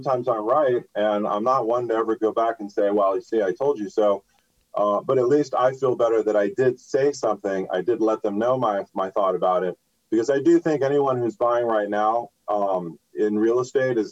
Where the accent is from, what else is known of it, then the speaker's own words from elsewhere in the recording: Los Angeles, California, United States; I'm from Los Angeles, so I grew up here. I went to school here